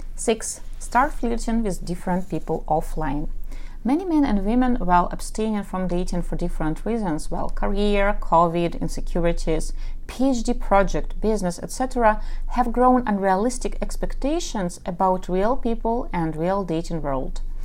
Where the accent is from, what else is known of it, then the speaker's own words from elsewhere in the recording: Ukraine; first language Russian; English is a second language; I am from Ukraine and my mother tongue is Russian, so yes, I speak with an accent